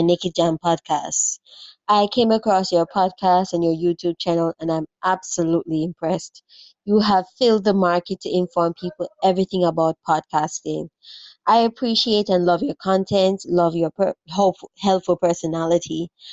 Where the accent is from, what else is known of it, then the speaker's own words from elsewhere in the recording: Jamaica; I'm a Jamaican podcaster